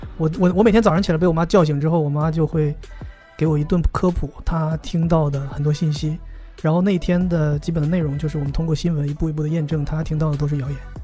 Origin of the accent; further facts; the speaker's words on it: Northeast China, China; 我是东北人啊